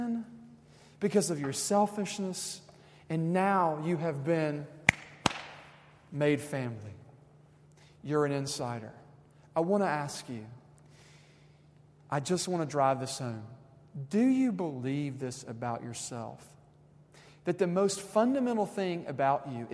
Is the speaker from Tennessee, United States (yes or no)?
yes; Tennessee, United States; we're from Tennessee